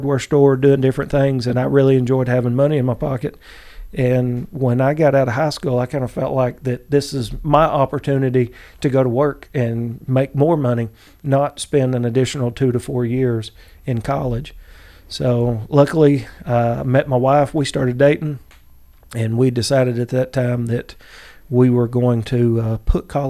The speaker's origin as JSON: {"language": "English", "town": "Chickamauga", "region": "Georgia", "country": "United States", "said": "I'm from Chickamauga."}